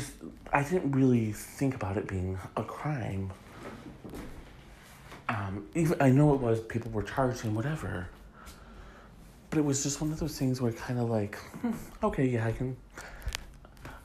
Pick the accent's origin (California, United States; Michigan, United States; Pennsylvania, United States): Michigan, United States; my home state of Michigan